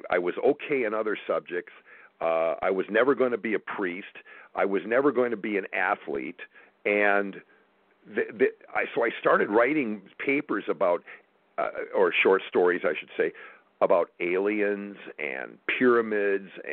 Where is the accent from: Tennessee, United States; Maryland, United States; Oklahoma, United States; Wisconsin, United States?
Wisconsin, United States; Wausau; moved away; also born or lived in Madison, Wisconsin; we grew up in the same small town in central Wisconsin, right. Wausau, Wisconsin. And I was born in Madison